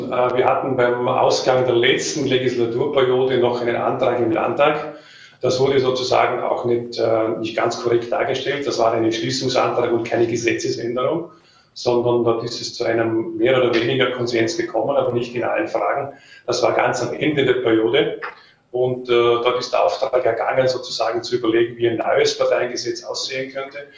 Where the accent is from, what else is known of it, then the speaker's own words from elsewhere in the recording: Vorarlberg, Austria; Ich habe gesagt, äh, ich bin Vorarlberger ich möchte für dieses Land arbeiten, vor allem weil es das schönste Bundesland, hat eine, einen besonderen Menschenschlag und ich weiß, wo mein Platz ist, nämlich hier in Lande.